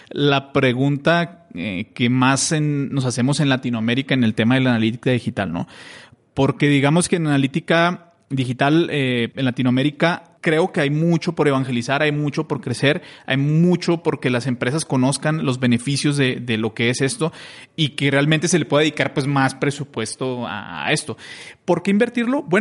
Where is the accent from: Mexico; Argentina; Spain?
Mexico; moved away as an adult; now in Colombia; yo soy mexicano, pero tengo viviendo en Colombia ocho años.